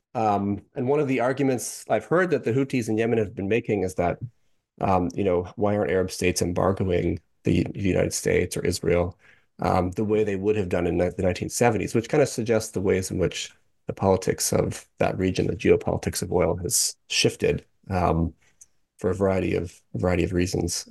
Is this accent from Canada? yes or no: yes; Canada; I'm actually from Canada, I'm not an American